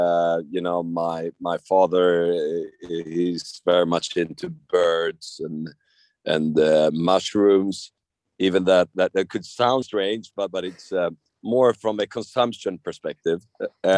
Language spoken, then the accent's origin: English; just outside Stockholm, Stockholm County, Sweden; I grew up just outside Stockholm, another neighboring island to where I live now.